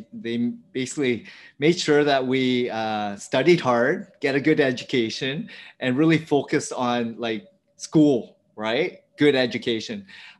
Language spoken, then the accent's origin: English; Ontario, Canada; So I grew up an hour outside of Toronto. And my upbringing was, I'm the fourth child of immigrant family from Vietnam.